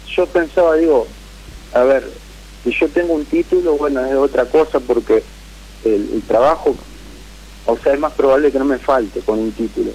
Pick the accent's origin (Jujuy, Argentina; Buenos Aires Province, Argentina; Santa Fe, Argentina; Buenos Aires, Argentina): Santa Fe, Argentina; de Santa Fe